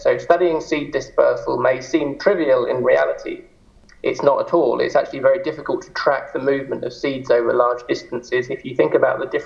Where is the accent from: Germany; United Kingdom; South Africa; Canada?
United Kingdom; moved away as an adult; also born or lived in Edinburgh / Aberdeen; now in Zurich, Switzerland; I'm a Brit in origin